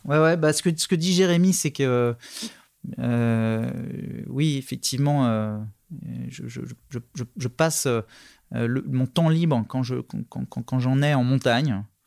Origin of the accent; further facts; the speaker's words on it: Nantes, Pays de la Loire, France; je suis né à Nantes, j'ai quitté Nantes pour les études, j'y suis revenu